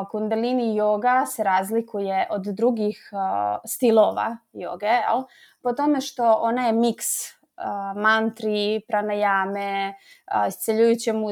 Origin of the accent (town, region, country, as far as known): Slovakia